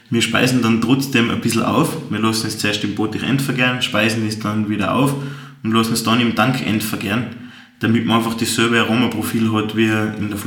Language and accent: German; Austria; Bei uns in Österreich gibt es leider kein wirkliches Gesetz dafür.